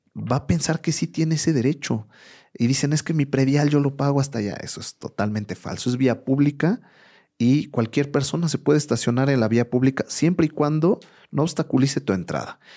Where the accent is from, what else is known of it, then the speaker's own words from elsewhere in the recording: Mexico; más como mexicanos